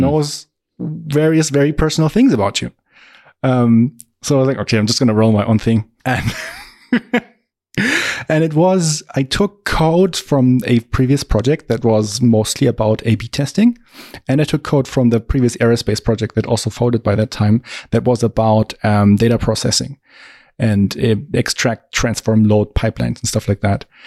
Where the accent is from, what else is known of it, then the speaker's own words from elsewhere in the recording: Augsburg, Bavaria, Germany; I am also from Augsburg, Germany, tiny town in the very south